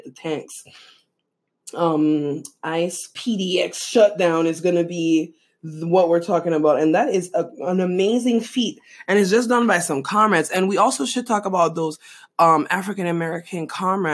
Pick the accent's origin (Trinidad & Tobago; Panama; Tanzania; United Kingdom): Panama; now in United States; Growing up in Panama